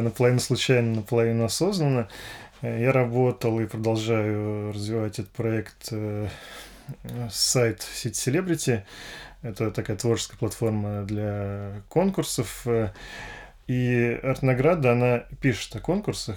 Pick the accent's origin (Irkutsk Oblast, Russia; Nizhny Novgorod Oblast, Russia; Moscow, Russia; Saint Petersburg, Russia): Moscow, Russia; родился я в Москве, действительно, в семье инженеров